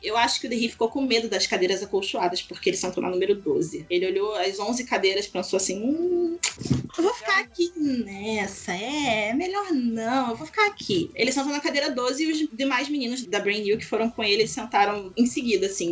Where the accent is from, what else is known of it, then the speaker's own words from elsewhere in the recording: Rio de Janeiro, Brazil; Eu sou do Rio